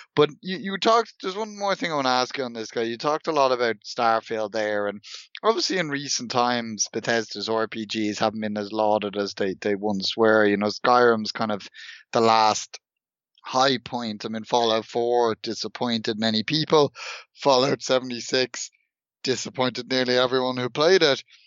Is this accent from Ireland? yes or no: yes; Dublin, Leinster, Ireland; I'm from Dublin, and Dublin is partly consisted of a, a former Viking settlement.